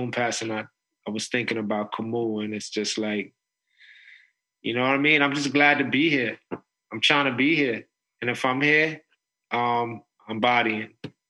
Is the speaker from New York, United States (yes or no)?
yes; New York City, New York, United States; the neighborhood where I grew up in the Northeast Bronx.